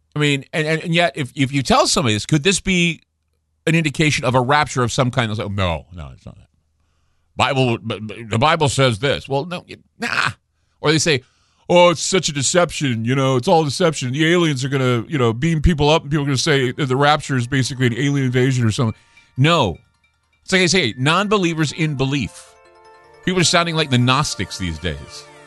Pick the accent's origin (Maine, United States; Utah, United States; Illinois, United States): Utah, United States; where I grew up in Utah